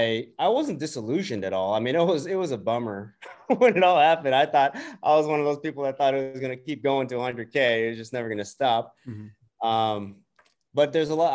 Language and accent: English; Bay Area, California, United States; I'm born and raised in the Bay Area